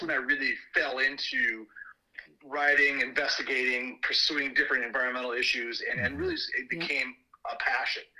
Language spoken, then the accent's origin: English; Sioux Falls, South Dakota, United States; now in Minneapolis, United States; growing up in Sioux Falls, South Dakota